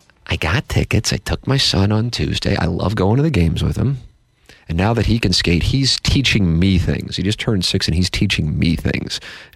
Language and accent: English; St. Louis, Missouri, United States; growing up in South St. Louis, it was fun in the 1980s